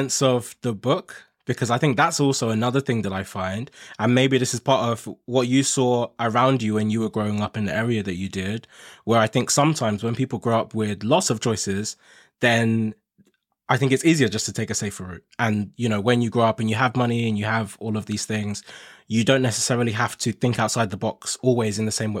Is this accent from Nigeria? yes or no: yes; Nigeria; moved away; I'm originally from Nigeria and I came here with my family from Nigeria.